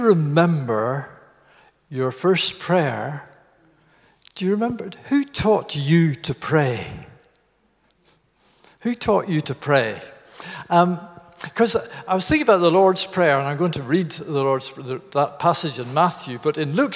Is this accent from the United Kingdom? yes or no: yes; Garvagh, Northern Ireland, United Kingdom; moved away as an adult; that's the village where I was born in Northern Ireland called Garva